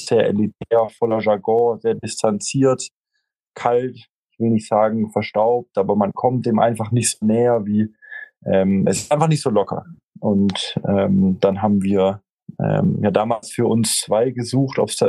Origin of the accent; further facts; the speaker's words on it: Stuttgart, Baden-Württemberg, Germany; ähm, 31 Jahre alt, äh, nicht mehr lang, dann 32. Ähm, gebürtig aus Stuttgart